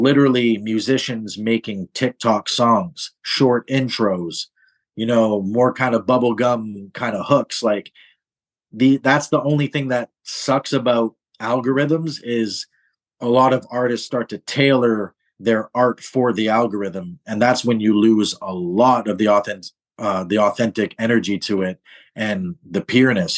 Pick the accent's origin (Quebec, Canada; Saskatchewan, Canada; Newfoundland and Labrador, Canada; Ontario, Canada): Ontario, Canada; Toronto; now in Montreal, Canada; I'm born and raised in Toronto